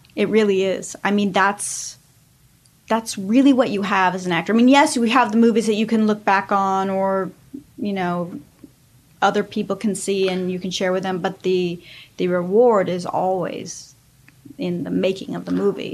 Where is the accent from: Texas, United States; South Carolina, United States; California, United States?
California, United States; Los Angeles; I grew up in Hollywood